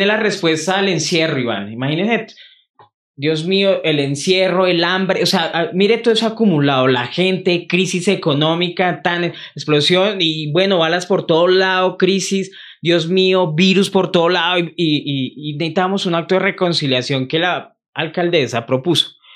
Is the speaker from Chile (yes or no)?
no; Bogotá, Colombia; donde yo vivía, que crecí obviamente en Santa Librada, más arriba, eran potreros, antes de que hubieran todos esos barrios, Alfonso López